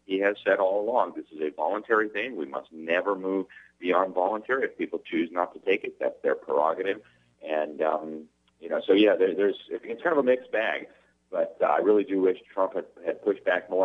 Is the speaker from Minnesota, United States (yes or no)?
no; Miami, Florida, United States; in Miami, in my hometown